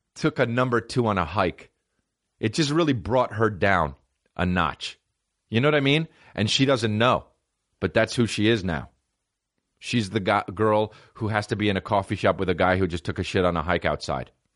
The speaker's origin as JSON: {"language": "English", "region": "New Jersey", "country": "United States", "said": "I'm a fucking white guy from New Jersey"}